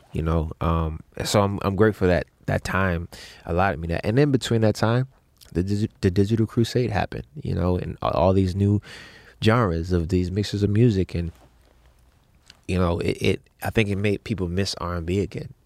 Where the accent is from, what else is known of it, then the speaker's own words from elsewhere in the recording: Baltimore, Maryland, United States; growing up in Baltimore to being in the music business